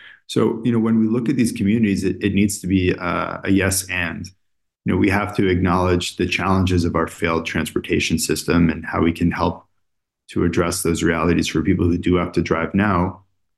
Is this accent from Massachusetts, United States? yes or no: no; New York City, New York, United States; as a New Yorker